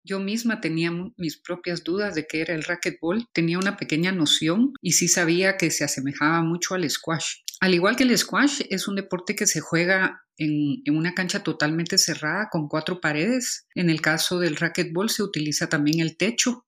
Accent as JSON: {"language": "Spanish", "country": "Guatemala", "said": "mujer, eh, tanto guatemalteca como centroamericana"}